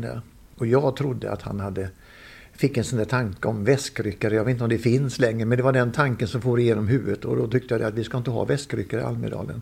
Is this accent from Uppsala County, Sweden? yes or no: no; Gothenburg, Västra Götaland, Sweden; vi göteborgare